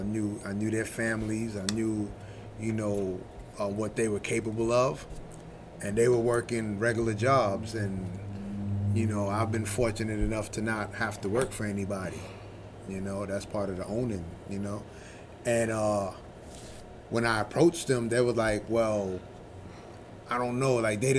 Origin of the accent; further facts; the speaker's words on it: New York City, New York, United States; also born or lived in Brooklyn; I'm originally from Brooklyn. Okay. And then I grew up mostly in the Bronx.